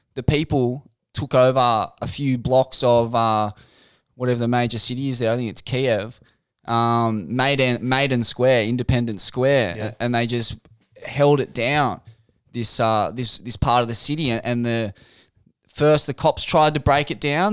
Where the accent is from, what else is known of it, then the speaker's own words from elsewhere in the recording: Sydney, New South Wales, Australia; Mum's from Forbes. I um, I was born in Sydney.